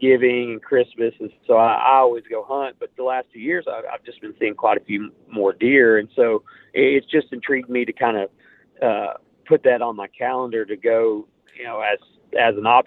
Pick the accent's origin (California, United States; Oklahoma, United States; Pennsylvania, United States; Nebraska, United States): Oklahoma, United States; Pushmataha County; I'm from Pushmataha County